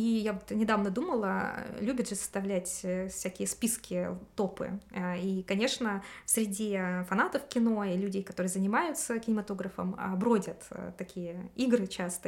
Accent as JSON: {"language": "Russian", "country": "Russia"}